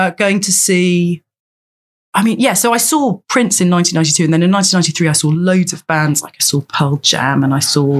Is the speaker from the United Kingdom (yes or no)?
yes; London, United Kingdom; I grew up in London and I'd come on the bus down to Oxford Circus